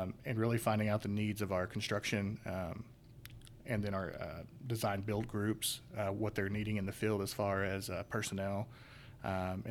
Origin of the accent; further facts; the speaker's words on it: Chelsea, Oklahoma, United States; I'm a native Oklahoman. I grew up in Chelsea, Oklahoma, thriving metropolis